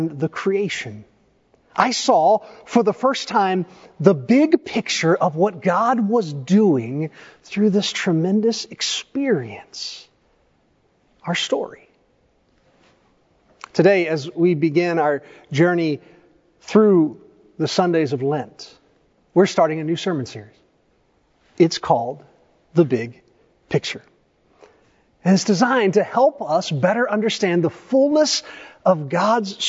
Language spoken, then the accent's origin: English; East Tennessee, United States; I grew up in East Tennessee.